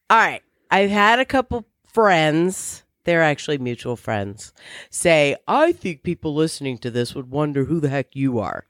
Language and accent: English; Virginia, United States; I grew up in Virginia